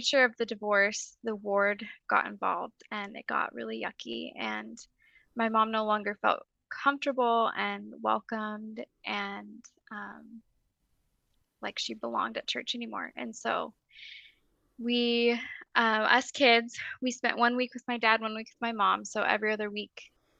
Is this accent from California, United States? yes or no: no; Oro Valley, Arizona, United States; moved away as an adult; now in Roy, United States; I grew up in Oro Valley, Arizona. I currently live in Roy, Utah